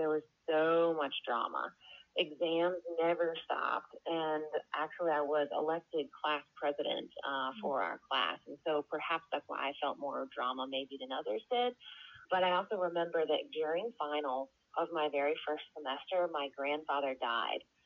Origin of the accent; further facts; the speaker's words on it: outside of Boston, Massachusetts, United States; I was born and raised outside of Boston, Massachusetts.